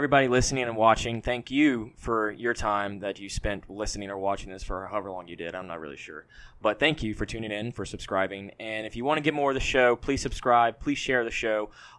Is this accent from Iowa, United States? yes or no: no; Baton Rouge, Louisiana, United States; I grew up on Lobdell before Town Center was there.